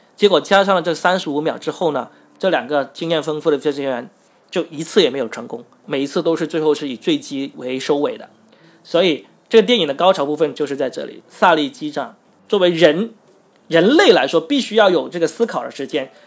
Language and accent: Chinese; Guangdong, China; 我作为一个广东人